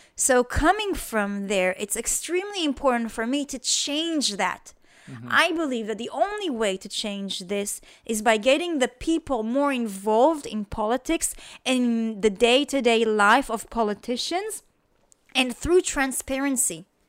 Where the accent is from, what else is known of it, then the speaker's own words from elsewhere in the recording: Israel; moved away as an adult; also born or lived in Australia; when I came back to Israel from Australia